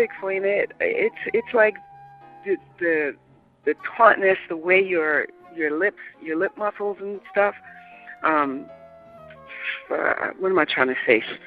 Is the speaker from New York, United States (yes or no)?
yes; New York City, New York, United States; I am a New Yorker, born and raised.